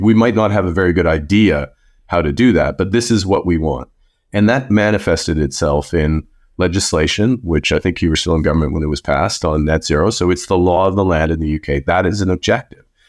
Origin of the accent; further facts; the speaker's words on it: Canada; also born or lived in Fort Smith, Northwest Territories; I grew up in Canada